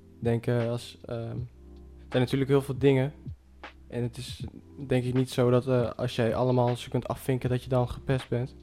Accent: Zwolle, Overijssel, Netherlands; ik ben dan opgegroeid in Zwolle

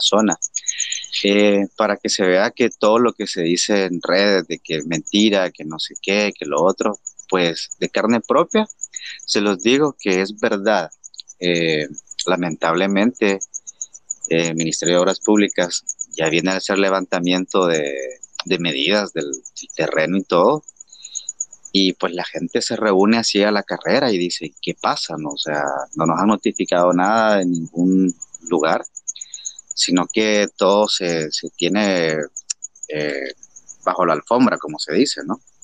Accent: El Salvador; somos los salvadoreños, los que amamos este país

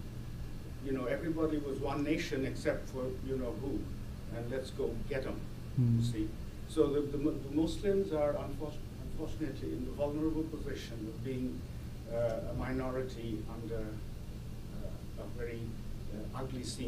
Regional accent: India; moved away; I was born in India and grew up there

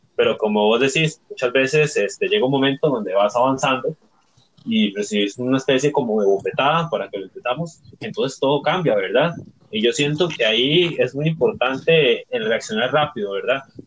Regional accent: Barranca, Puntarenas, Costa Rica; soy vecino de, Barranca

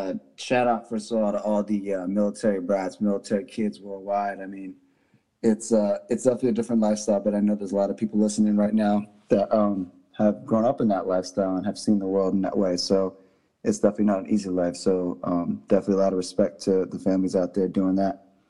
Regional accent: Washington, District of Columbia, United States; moved away; Coming out of originally the District, Maryland, Virginia area, Washington, D.C., DMV.

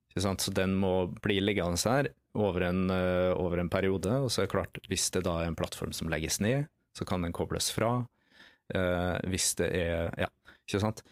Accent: Nordmøre, Møre og Romsdal, Norway; accent: Nordmøre dialect; for de som eh, identifiserer fra dialekta mi at jeg er fra Nordmøre et sted, så har de helt riktig.

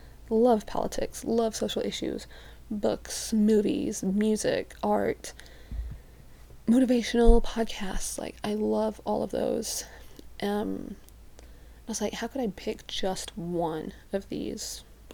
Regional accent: Birmingham, West Midlands, United Kingdom; now in Utah, United States; So, I am from Birmingham, England. I've grown up in other places, so my accent isn't very strong anymore.

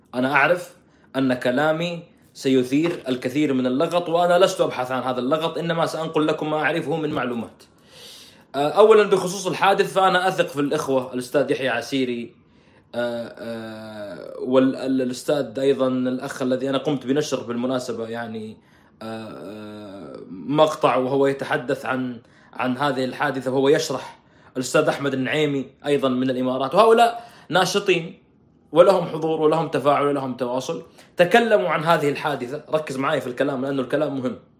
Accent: Saudi Arabia; عندنا في السعوديه

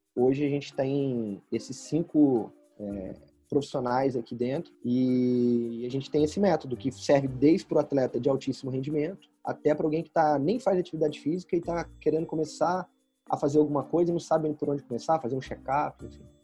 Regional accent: Volta Redonda, Rio de Janeiro, Brazil; moved away as an adult; now in São Paulo, Brazil; Eu sou do Rio, do interior do Rio, Volta Redonda. E aí vim para São Paulo em 2012 e desde então estou no estado de São Paulo

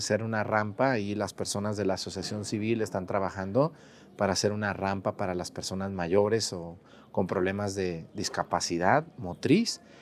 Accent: Mexticacán, Jalisco, Mexico; moved away; en mi pueblo, en Mestigacán

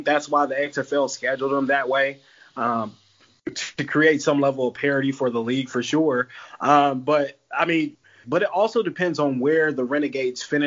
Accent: Dallas, Texas, United States; also born or lived in Austin, Texas; I was born in Austin, raised in Dallas, went to college, high school, elementary school

